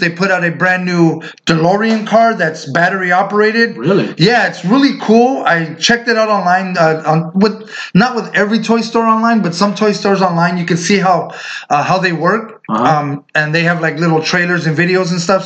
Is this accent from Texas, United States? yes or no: no; Indio, California, United States; the street we grew up on in Indio, in the city we were born and raised